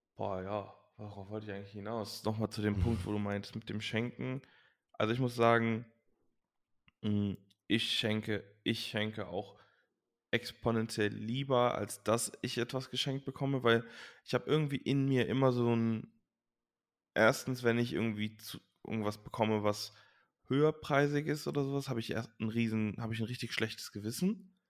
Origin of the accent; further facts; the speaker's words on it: Leverkusen, North Rhine-Westphalia, Germany; also born or lived in Langenfeld-Reusrath; wir sind halt in Leverkusen-Opladen groß geworden